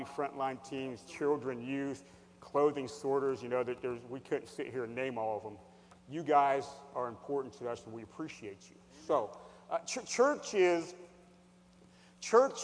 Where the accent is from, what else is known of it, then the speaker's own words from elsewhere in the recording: Hershey, Pennsylvania, United States; I'm from Hershey, Pennsylvania